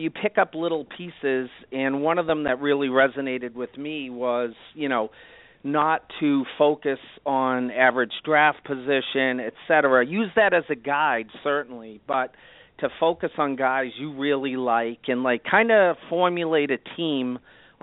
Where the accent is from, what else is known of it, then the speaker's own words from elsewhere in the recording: Boston, Massachusetts, United States; now in South Florida, United States; I'm down here in South Florida, and even, by the way, I'm from Boston.